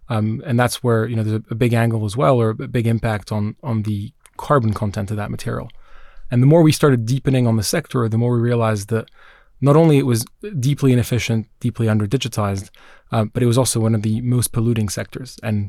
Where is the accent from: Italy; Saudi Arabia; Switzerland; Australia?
Switzerland; Geneva; now in United Kingdom; So I grew up in Geneva, Switzerland. I'm Swiss Israeli. So I have family back in Tel Aviv